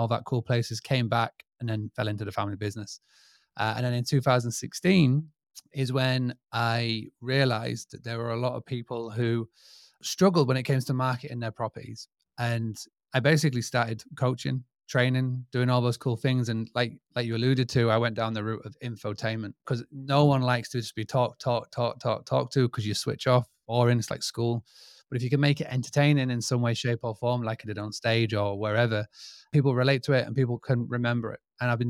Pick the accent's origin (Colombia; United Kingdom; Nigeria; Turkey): United Kingdom; Scarborough, Yorkshire and the Humber; I'm from United Kingdom, England, from a little town called Scarborough. And basically, who am I and what do I do? So I was born pretty much in this game of hospitality. I grew up on a 200-acre farm stay, bed and breakfast in the United Kingdom.